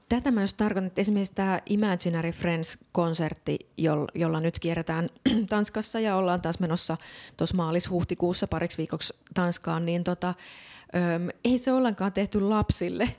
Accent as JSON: {"language": "Finnish", "town": "Oulu", "region": "North Ostrobothnia", "country": "Finland", "said": "mä oon itse kotoisin Oulun kylästä"}